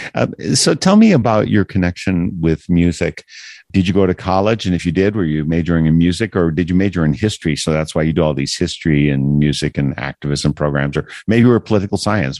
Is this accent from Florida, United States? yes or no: no; Wisconsin, United States; I am from Wisconsin